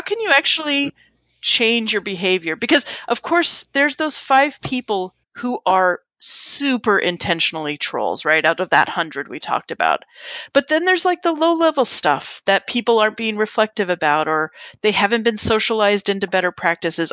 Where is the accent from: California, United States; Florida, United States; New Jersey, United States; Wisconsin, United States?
California, United States; Southern; now in East Coast, United States; I grew up in Southern California, so I grew up going to Disneyland. And now that I live on the East Coast